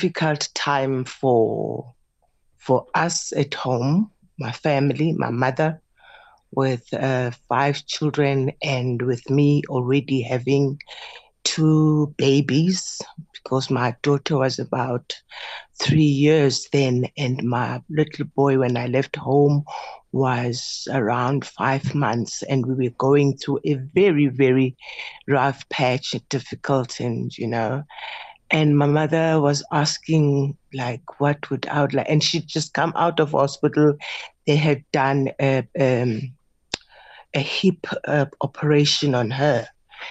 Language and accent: English; Lusikisiki, Eastern Cape, South Africa; moved away; I was from Lusikisiki